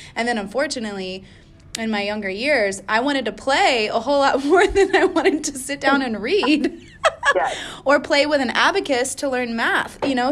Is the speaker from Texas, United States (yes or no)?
yes; Austin, Texas, United States; I'm from Austin, right? And it's a kind of a hippie town, and it's part of Texas